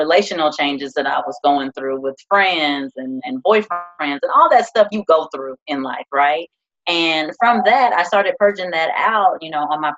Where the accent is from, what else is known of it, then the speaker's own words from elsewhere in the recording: Decatur, Illinois, United States; born and raised in Central Illinois, Decatur, Illinois, to be exact.